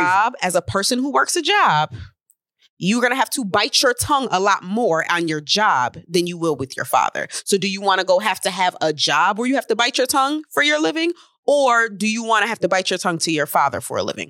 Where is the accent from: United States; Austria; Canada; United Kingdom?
United States; Syracuse, New York; I'm from Syracuse